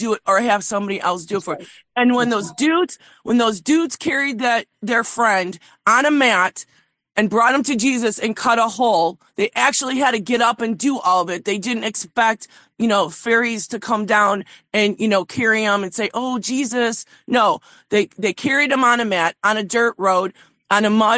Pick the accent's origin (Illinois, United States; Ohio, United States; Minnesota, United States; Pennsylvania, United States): Illinois, United States; Chicago; I'm from Chicago